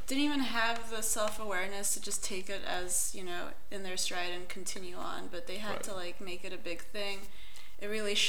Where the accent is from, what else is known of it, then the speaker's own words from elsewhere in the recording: Gujarat, India; first language Konkani; English is a second language; So where I lived in India was Gujarati.